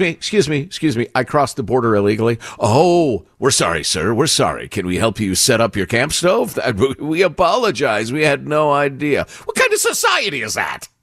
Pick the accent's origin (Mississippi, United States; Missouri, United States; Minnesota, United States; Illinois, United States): Illinois, United States; Chicago; moved away as an adult; now in California, United States; Judy and I, growing up in Chicagoland